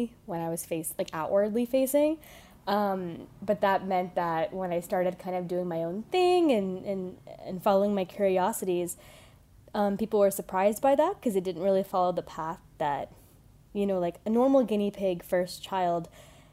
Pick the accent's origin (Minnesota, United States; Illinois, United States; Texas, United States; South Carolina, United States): Texas, United States; Houston; I was born in Houston, Texas